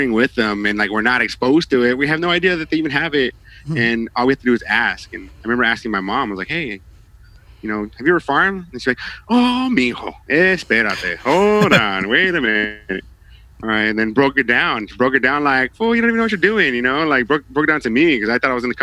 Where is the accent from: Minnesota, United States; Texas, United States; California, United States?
California, United States; Santa Ana; also born or lived in Santa Cruz / Long Beach; I was born and raised in Santa Ana